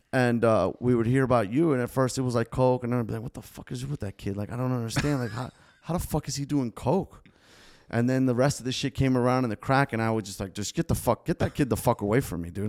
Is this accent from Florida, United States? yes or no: yes; Davie, Florida, United States; first language Spanish; English is a second language; growing up in Davie